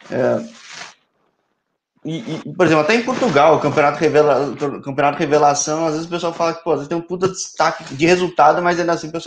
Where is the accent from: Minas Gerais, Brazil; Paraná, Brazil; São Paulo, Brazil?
São Paulo, Brazil; Eu sou ponte, sou de São Paulo, mas sou macaca.